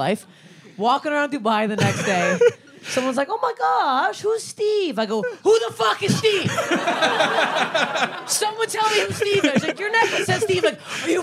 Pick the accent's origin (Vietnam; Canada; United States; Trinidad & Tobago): Canada; I'm from Canada, actually